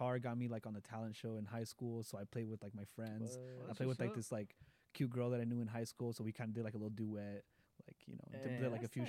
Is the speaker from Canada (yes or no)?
no; Mexico; We grew up really poor in Mexico.